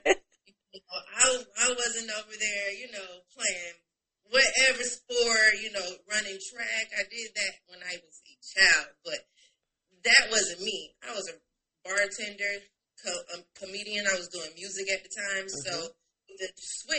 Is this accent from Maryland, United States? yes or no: no; Tallahassee, Florida, United States; moved away as an adult; I am from Florida, Tallahassee, Florida. I relocated here in 2015, been here ever since.